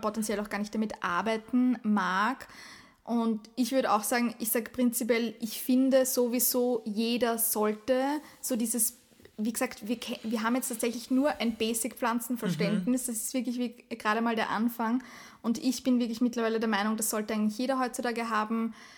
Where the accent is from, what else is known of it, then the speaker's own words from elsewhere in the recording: Austria; bei uns in Österreich